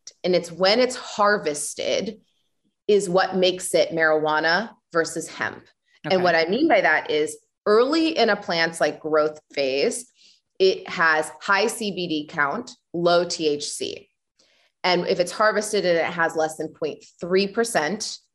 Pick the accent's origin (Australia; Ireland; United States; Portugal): United States; Illinois; moved away; I'm Illinois